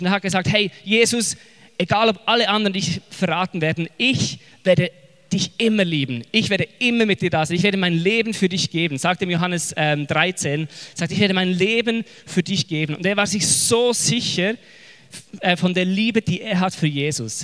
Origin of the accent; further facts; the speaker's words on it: Switzerland; accent: Swiss German; now in Zurich, Switzerland; ich bin mitten in den Bergen aufgewachsen mit Kühen und Geißen